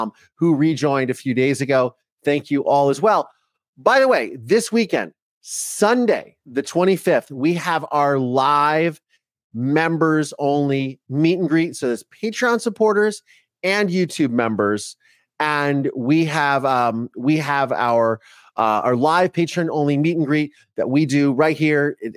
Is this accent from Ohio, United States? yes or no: yes; Ohio, United States; first language English; now in Los Angeles, United States; I grew up in Ohio.